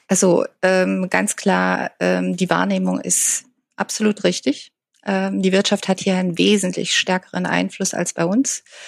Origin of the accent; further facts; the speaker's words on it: Germany; now in Washington, United States; bei uns in Deutschland oder in Europa